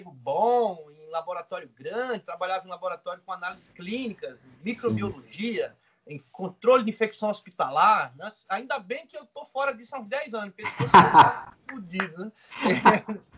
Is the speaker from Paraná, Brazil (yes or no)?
no; Maceió, Alagoas, Brazil; now in São Paulo, Brazil; eu sou de Maceió, cara, Alagoas.